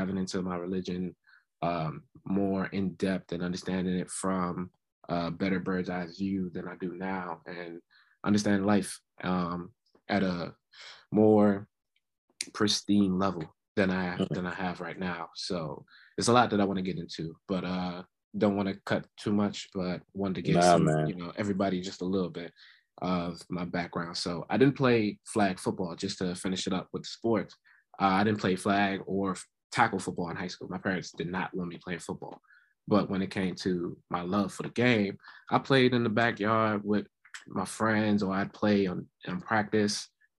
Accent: Laurel, Maryland, United States; I'm from Laurel, Maryland, predominantly from the Prince George's County area

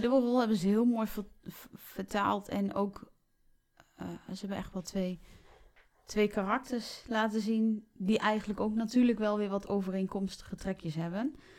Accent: Raalte, Overijssel, Netherlands; ik kom zelf uit Raalte

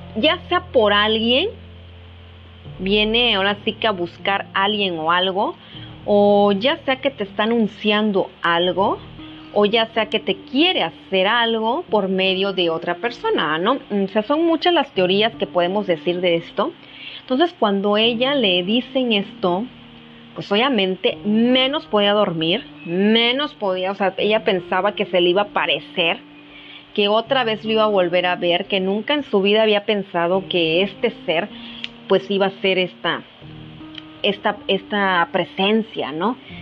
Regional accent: Mexico; como mexicanos tengamos esta cultura

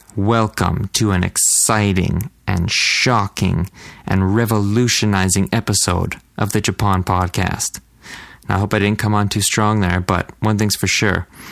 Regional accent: Canada; I'm a Canadian dude

